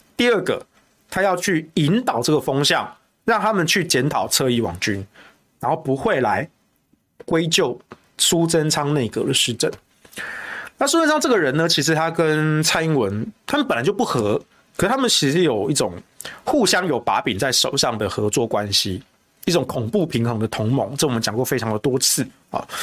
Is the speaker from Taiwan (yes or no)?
yes; Yilan County, Taiwan; moved away; also born or lived in Taichung; 我小时候住宜兰